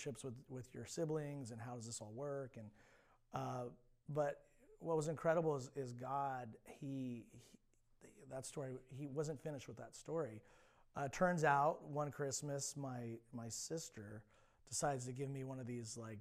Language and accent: English; Alameda, California, United States; also born or lived in Central Coast, California; I was born and raised in the Bay Area, specifically a little island called Alameda, which is in the East Bay